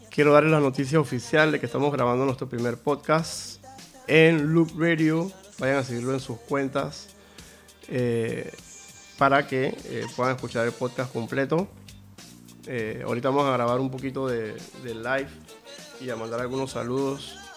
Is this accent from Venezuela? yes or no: no; Catalonia, Spain; Ah, yo, no, yo soy, un, catalán de estos que soy.